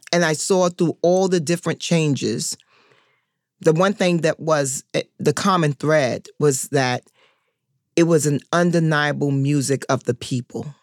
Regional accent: New York City, New York, United States; I'm from Harlem

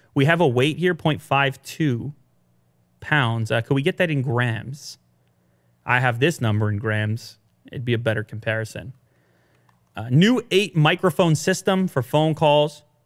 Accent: Canada; being a Canadian

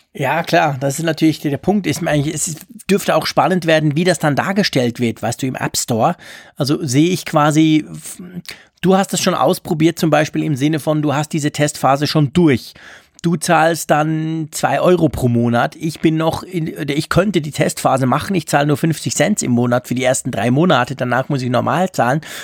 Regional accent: Switzerland; bei uns in der Schweiz

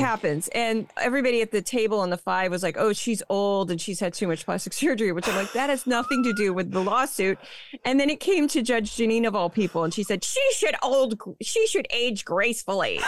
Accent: St. Louis, Missouri, United States; now in New York, United States; I haven't lived there for a long time, but I was born and raised in Saint Louis, Missouri

